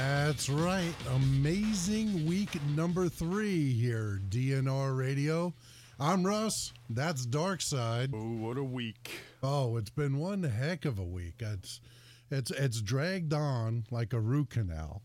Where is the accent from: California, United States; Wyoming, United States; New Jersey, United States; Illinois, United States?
New Jersey, United States; also born or lived in Connecticut; now in Bristol, Connecticut, United States; I was born and raised in Jersey